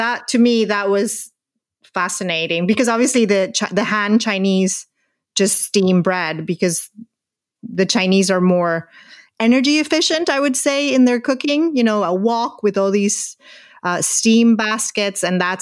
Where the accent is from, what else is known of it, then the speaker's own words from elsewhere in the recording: Spain; now in Ireland; in Spain we have a brand called Bimbo